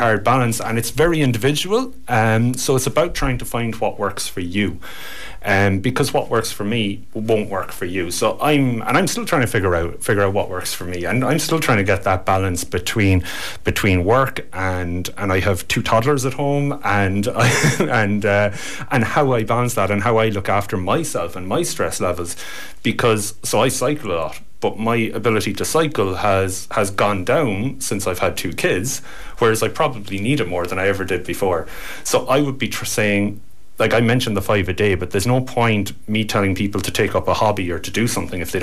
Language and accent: English; Cork, Munster, Ireland; I'm not from Kerry. I'm from across the border. I'm from Cork